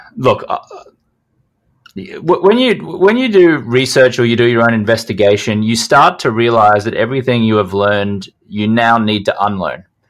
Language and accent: English; Brisbane, Queensland, Australia; I grew up in Brisbane, Australia